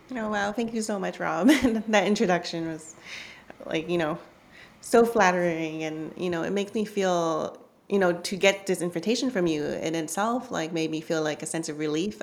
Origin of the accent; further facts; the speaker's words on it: Vancouver, British Columbia, Canada; also born or lived in Hong Kong; growing up in Canada, I was born in Hong Kong